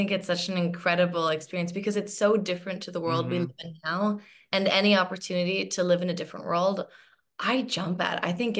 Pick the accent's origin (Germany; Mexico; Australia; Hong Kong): Hong Kong; So I ended up moving back to my home country, which is Hong Kong.